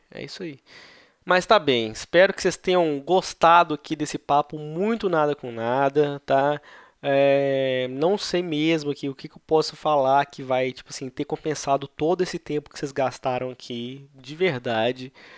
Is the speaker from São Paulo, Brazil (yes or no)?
no; Belo Horizonte, Minas Gerais, Brazil; A gente é de BH